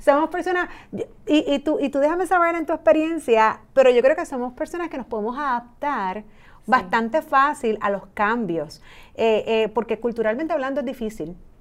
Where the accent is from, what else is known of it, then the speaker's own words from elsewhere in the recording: Puerto Rico; los empleados puertorriqueños